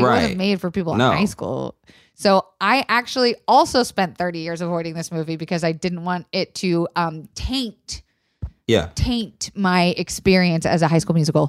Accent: Florida, United States; from Troop 6529, and I have received the first superior rating for our high school as a Florida thespian.

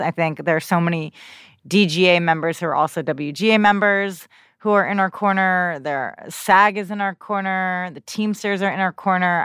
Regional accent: New Jersey, United States; I grew up in New Jersey

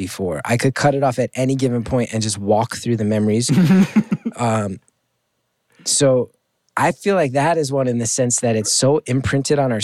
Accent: New Jersey, United States; He and I both have these vivid memories growing up in Jersey

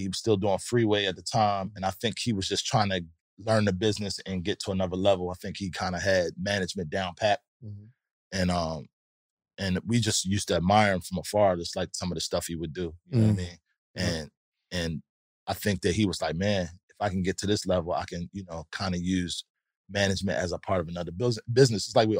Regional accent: Louisville, Kentucky, United States; I'm from Kentucky. I'm from Louisville.

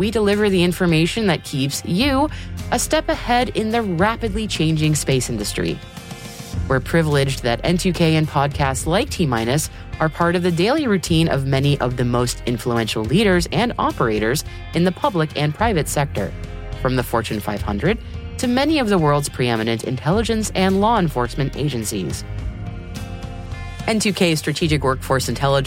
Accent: United States; accent: American

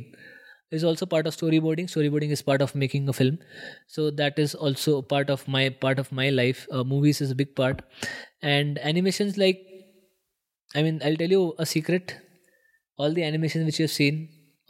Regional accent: Nashik, Maharashtra, India; I want to be in Nasik, which is my hometown

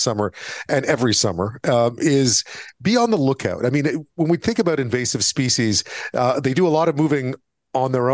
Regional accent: Montreal, Quebec, Canada; growing up in Montreal

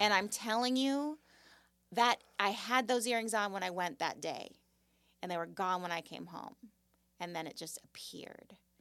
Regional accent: Malibu, California, United States; But I grew up in Malibu, and I lived on Point Doom

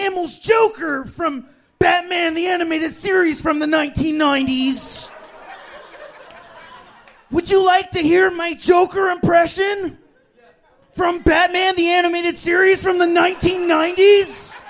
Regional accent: Philippines; No, I'm Filipino. I'm a water Mexican.

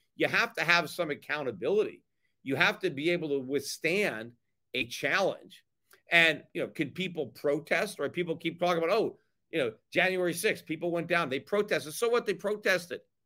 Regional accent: United States; also born or lived in Connecticut; now in Puerto Rico; As an American, as a libertarian

